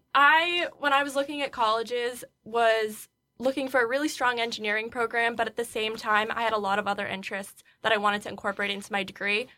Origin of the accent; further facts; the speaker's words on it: Fonda, New York, United States; moved away; I'm from Fonda, New York, which is about an hour west of Albany